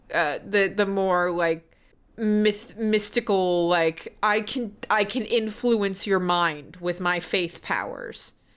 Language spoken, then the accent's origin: English; the South, United States; growing up in the South.